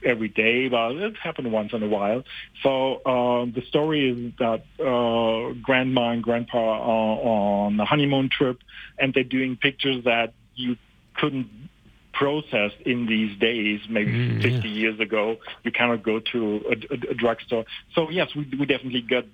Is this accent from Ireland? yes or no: no; Germany; moved away as an adult; now in Canada; I'm originally from Germany, and we moved to Canada some years ago